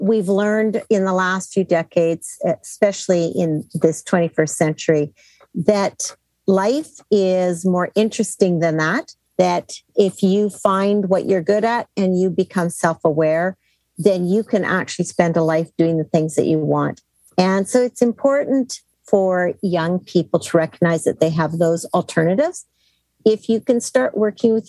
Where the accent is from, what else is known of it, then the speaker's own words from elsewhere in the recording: Canada; moved away as an adult; now in United States; I grew up in Canada and then I took a job in the United States when I was almost 40